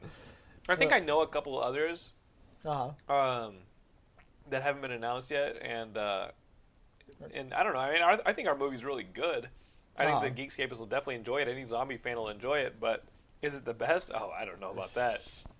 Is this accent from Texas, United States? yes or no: yes; Austin, Texas, United States; moved away; my hometown gets to see it. I'm excited that the movie's premiering in Austin.